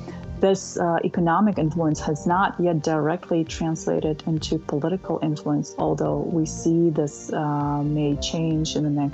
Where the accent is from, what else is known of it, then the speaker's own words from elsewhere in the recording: Kyrgyzstan; moved away as an adult; now in Washington, D.C., United States; So I lived in Kyrgyzstan until I was about 20 years old. So that's my home country.